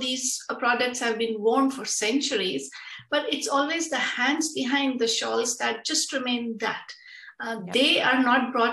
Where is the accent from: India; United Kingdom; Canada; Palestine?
India; now in Netherlands; I'm originally from India, but now I'm settled